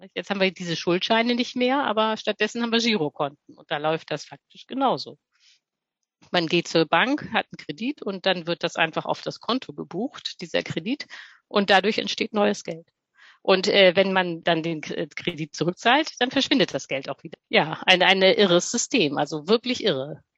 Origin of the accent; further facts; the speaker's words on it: Hamburg, Germany; moved away as an adult; now in Berlin, Germany; ich komme eigentlich ursprünglich aus Hamburg, lebe jetzt aber in Berlin